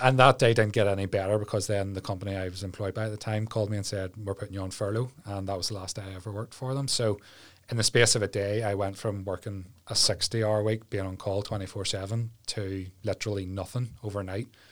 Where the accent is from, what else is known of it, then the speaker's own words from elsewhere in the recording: Ballyclare, Northern Ireland, United Kingdom; now in Mallusk, United Kingdom; I grew up in Ballyclare with mum, dad, older brother